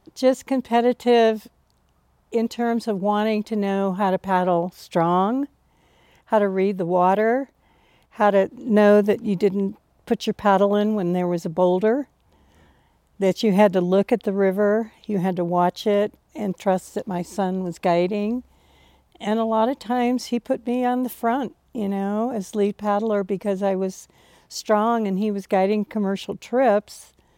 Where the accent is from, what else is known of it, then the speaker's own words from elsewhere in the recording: Cincinnati, Ohio, United States; I grew up in Cincinnati in the suburbs